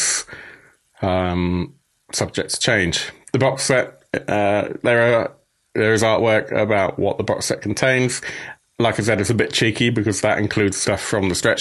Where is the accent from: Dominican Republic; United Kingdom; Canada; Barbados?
United Kingdom; as a Brit that covers a lot of Swedish games